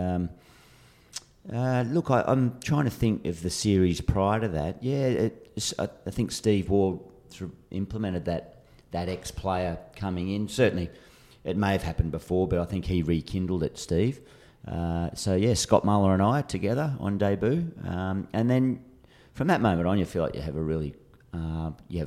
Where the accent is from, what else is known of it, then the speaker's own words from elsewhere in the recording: New South Wales, Australia; moved away as an adult; also born or lived in Western Australia; I was an unknown from New South Wales a few years prior.